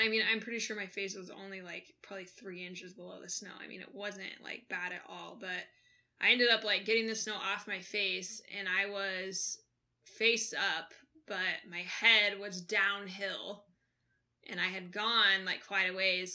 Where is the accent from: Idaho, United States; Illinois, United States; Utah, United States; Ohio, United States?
Idaho, United States; McCall; moved away; also born or lived in Bitterroot Valley, Montana; growing up in McCall, Idaho